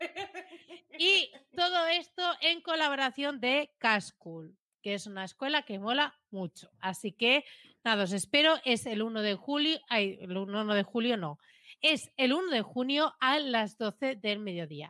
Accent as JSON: {"language": "Spanish", "area": "Premià", "region": "Catalonia", "country": "Spain", "said": "mi pueblo, conozco a la gente"}